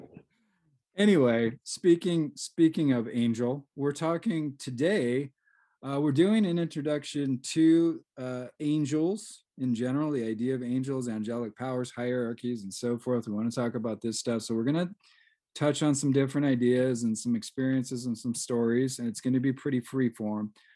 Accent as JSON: {"language": "English", "town": "Seattle", "region": "Washington", "country": "United States", "tie": "born or raised there", "said": "I grew up in Seattle, so I mean, I'm in the home of of coffee"}